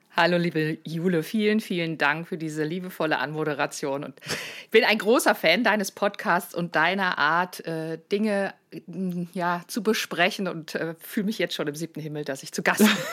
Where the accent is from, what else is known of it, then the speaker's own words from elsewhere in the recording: Lower Saxony, Germany; moved away as an adult; also born or lived in Baden-Baden; ich als Niedersächsin